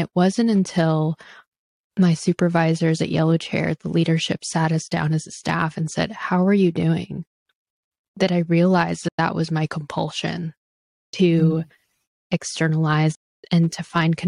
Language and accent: English; Philippines; And as a leader, as a professor, as a therapist, as a woman, as a Filipino woman, we have so many intersectionalities.